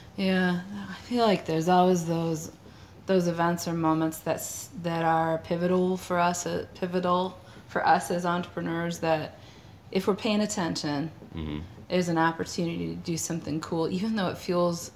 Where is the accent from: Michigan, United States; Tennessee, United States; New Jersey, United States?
Michigan, United States; Detroit; we're from the Detroit area